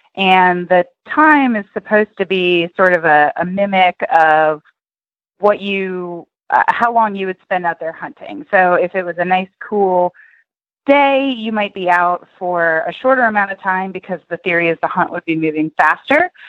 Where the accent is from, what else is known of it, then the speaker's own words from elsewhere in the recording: Tennessee, United States; now in Oklahoma, United States; I grew up in Tennessee